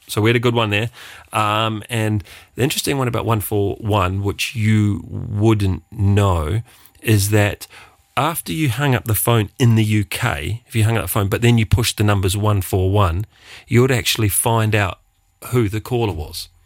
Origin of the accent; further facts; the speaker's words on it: Wellington, New Zealand; moved away as an adult; now in Luxembourg; I come from Wellington